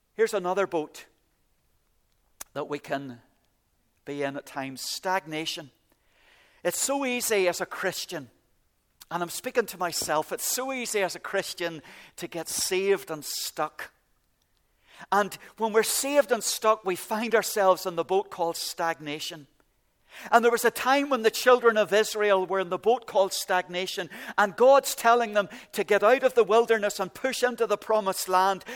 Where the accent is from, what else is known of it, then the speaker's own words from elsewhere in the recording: Ballycastle, Northern Ireland, United Kingdom; moved away; I came from Ballycastle at the very top of Ireland